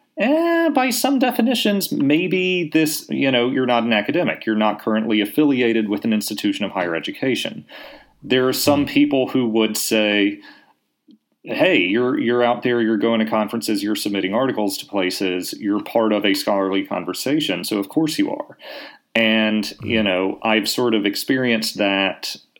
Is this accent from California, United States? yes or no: no; Laurel, Mississippi, United States; also born or lived in Jackson, Mississippi; am originally from from Mississippi. I Uh, grew up in a little town called Laurel